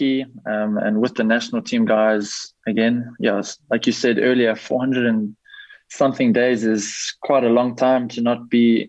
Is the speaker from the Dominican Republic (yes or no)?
no; South Africa; also born or lived in Belgium; we, as a South African men's team